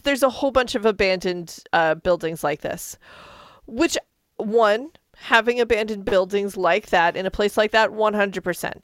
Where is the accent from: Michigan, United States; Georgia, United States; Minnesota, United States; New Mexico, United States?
New Mexico, United States; Albuquerque; I grew up in Albuquerque